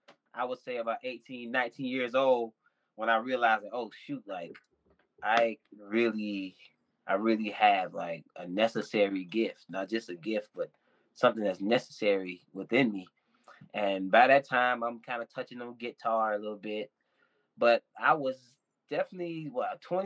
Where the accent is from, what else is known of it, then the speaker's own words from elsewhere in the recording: Andrews, South Carolina, United States; now in Atlanta, United States; I'm originally from Andrews, South Carolina.